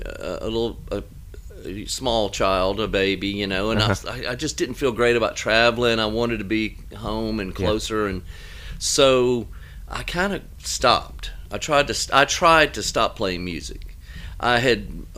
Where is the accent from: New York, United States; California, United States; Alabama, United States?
Alabama, United States; born or raised there; accent: Alabama; moved away as an adult; also born or lived in Chicago / Atlanta; now in Nashville, United States